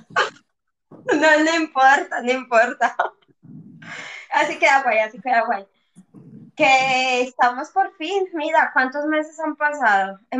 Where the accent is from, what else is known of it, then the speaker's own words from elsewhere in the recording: Colombia; Bueno, pues yo soy una colombiana que he viajado mucho, he vivido en muchas ciudades, en muchos sitios